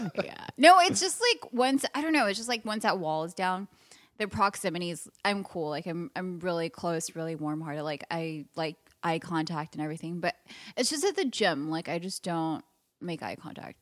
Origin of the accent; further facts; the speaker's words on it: Los Angeles, California, United States; I'm from L A, born and raised